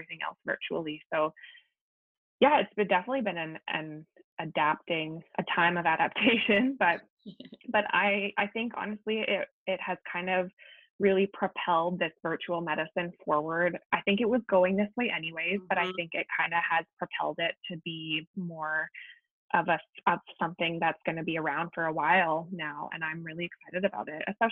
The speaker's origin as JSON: {"language": "English", "town": "Langley", "region": "British Columbia", "country": "Canada", "tie": "born or raised there", "said": "I grew up and live in Langley"}